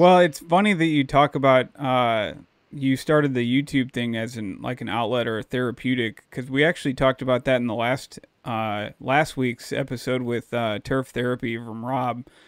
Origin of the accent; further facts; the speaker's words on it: Dallas, Texas, United States; moved away; also born or lived in St. Louis County, Missouri; where I grew up down in Dallas, Texas